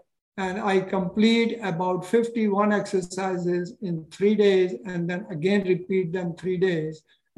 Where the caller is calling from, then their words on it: Massachusetts, United States; I am calling from Massachusetts, okay. 45 miles west of Boston.